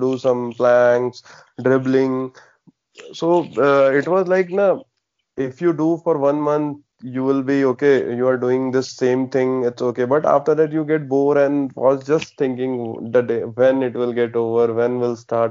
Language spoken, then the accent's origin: English; Varanasi, Uttar Pradesh, India; I'm from the Varanasi